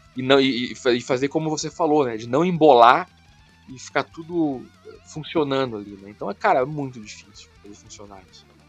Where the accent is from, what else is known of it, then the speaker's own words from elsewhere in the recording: Brazil; sou brasileiro